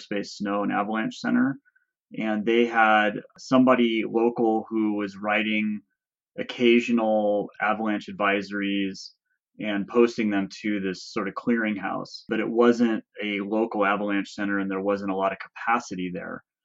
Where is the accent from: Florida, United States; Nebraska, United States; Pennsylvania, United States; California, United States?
California, United States; Orange; moved away as an adult; also born or lived in Davis, California / Mammoth Lakes, California; now in Crowley Lake, United States; I grew up in Southern California in Orange